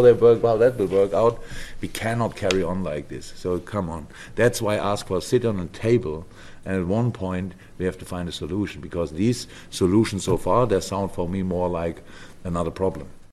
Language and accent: English; Germany; moved away as an adult; now in England; I'm from Germany